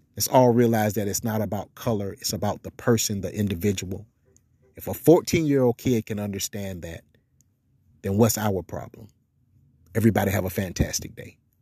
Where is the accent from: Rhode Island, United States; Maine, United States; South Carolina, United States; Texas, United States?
South Carolina, United States; now in Seattle, United States; I was born in South Carolina